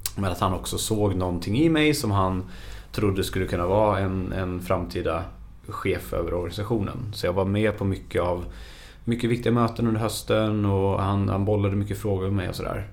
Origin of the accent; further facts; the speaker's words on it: Skövde, Västra Götaland, Sweden; jag är född och uppvuxen i Skövde